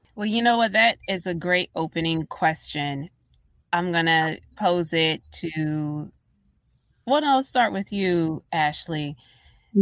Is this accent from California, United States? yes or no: no; Baltimore, Maryland, United States; I'm from Baltimore